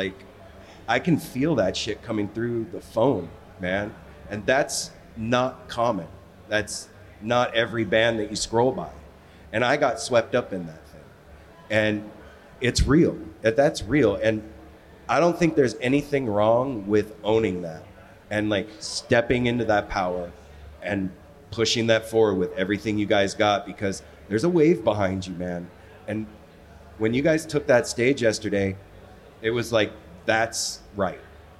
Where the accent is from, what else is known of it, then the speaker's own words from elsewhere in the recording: West Coast, United States; Like I said, we're from the West Coast, so we hadn't seen you guys.